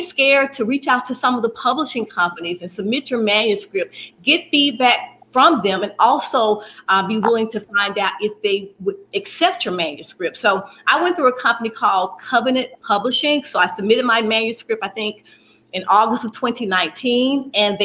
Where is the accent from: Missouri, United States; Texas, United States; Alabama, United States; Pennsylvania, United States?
Alabama, United States; Birmingham; I'm in Birmingham, Alabama, born and raised Birmingham, Alabama